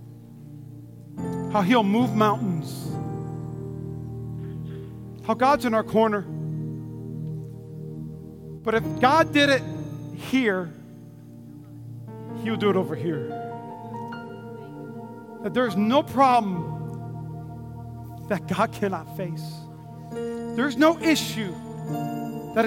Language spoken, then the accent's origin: English; North Dakota, United States; I grew up in North Dakota